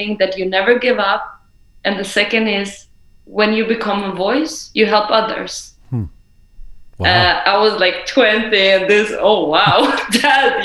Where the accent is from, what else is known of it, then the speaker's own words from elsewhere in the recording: Sweden; also born or lived in Iran; I'm Iranian, grew up in Sweden